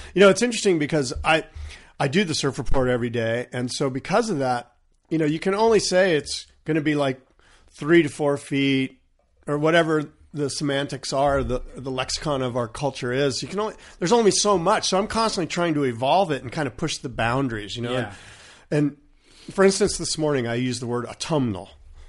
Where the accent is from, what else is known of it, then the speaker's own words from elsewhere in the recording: California, United States; I grew up in San Diego County. I know the region like the back of my hand.